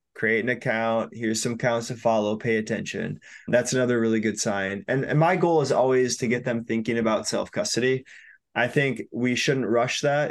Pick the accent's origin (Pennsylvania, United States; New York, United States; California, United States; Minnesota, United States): Minnesota, United States; also born or lived in Chiang Mai, Thailand / Bali, Indonesia; I'm from Minnesota, went to school here